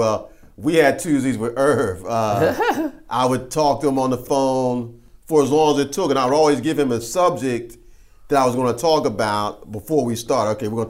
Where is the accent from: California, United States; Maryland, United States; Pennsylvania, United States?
Pennsylvania, United States; Philadelphia; I grew up in Philly